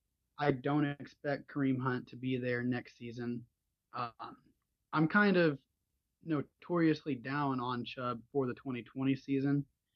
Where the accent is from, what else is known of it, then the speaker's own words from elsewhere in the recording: Norman, Oklahoma, United States; I said I was from Norman, Oklahoma.